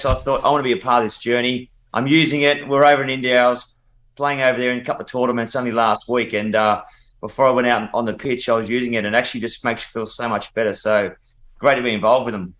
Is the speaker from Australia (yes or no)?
yes; Australia; I'm very patriotic. I'm very proud of of Australia